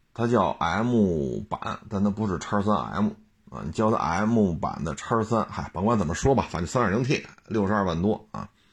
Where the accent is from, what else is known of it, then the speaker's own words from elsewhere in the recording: China; 咱是中国人吗咱们